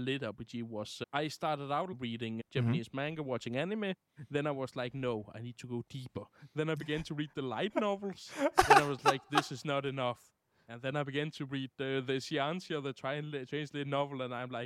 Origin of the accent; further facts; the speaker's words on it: Denmark; I'm from Denmark